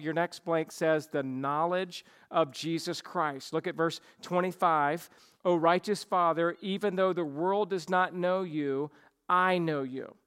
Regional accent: the South, United States; I grew up in the South

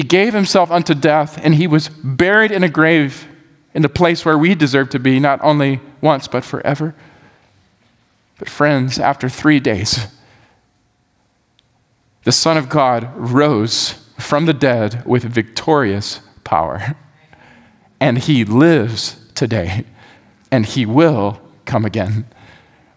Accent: the South, United States; we grew up in the South. We're here in the South now

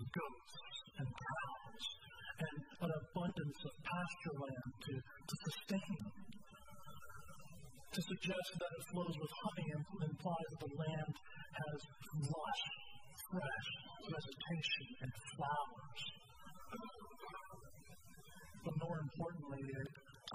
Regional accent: the South, United States; moved away; I'm from the South

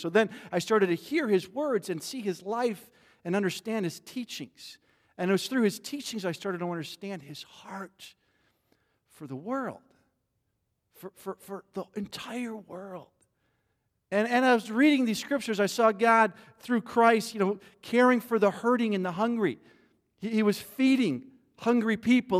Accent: Midwest, United States; I grew up in the Midwest

